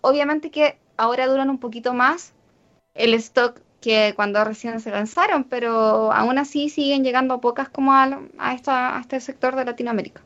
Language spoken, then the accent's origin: Spanish; Chile; nosotros que somos chilenos y somos tan poquitos